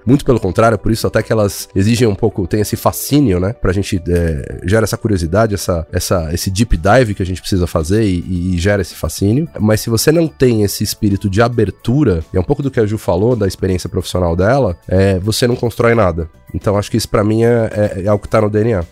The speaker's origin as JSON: {"language": "Portuguese", "country": "Brazil", "said": "somos brasileiros"}